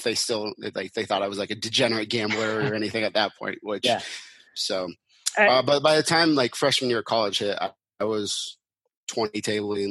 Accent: Seattle, Washington, United States; I grew up in Seattle, so that's kind of where I always wanted to go to school

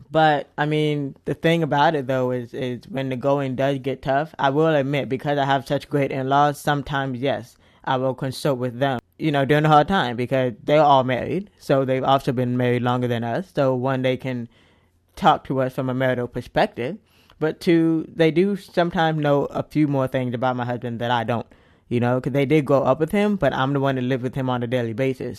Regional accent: United States; I am an American, I have, I consider myself part of many different cultures

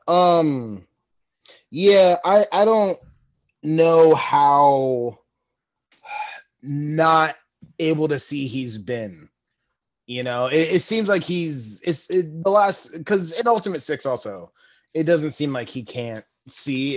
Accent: New York, United States; I'm a New Yorker.

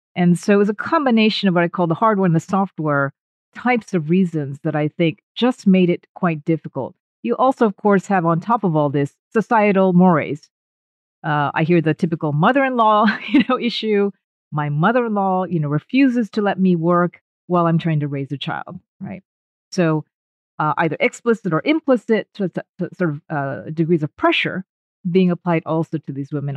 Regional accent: United States; moved away; My blood is 100% Japanese, but I was born and raised in the States

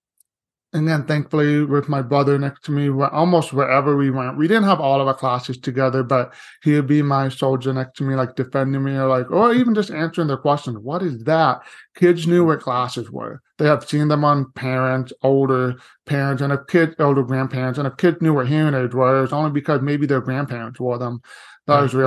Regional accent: Seguin, Texas, United States; also born or lived in Corpus Christi, Texas; now in San Antonio, United States; I was born in Corpus Christi by the coast, but did pretty much all of my living and education in Seguin, Texas, about 45 minutes east of San Antonio

